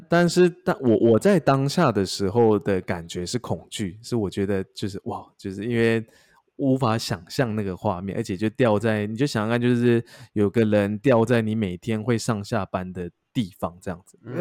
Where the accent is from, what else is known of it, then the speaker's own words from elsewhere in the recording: Taichung, Taiwan; 我是海军嘛，然后而且因为海军又比较衰，因为我是台中人